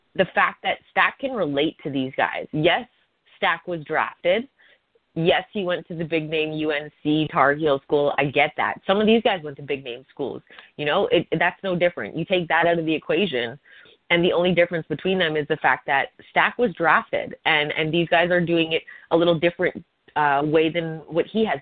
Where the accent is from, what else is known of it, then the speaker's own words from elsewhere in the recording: Hamilton, Ontario, Canada; I was at McMaster University in my hometown.